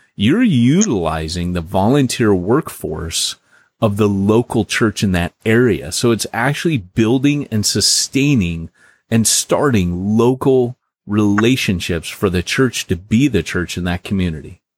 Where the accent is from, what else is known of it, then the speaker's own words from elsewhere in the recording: California, United States; I grew up in California as a Christian here